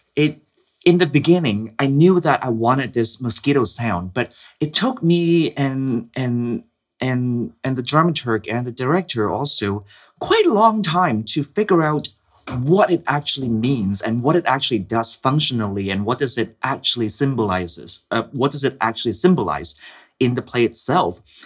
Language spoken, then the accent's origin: English; Hong Kong; born or raised there; moved away